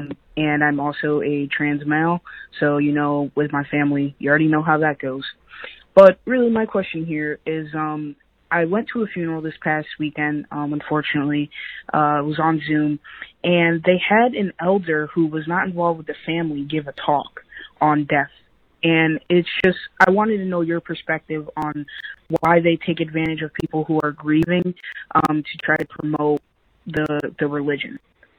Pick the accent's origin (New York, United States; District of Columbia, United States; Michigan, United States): New York, United States; I'm from New York.